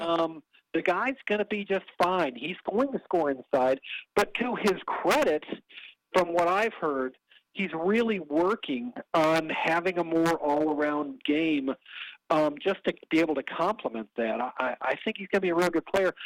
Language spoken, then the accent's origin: English; North Carolina, United States; accent: American; I said, North Carolina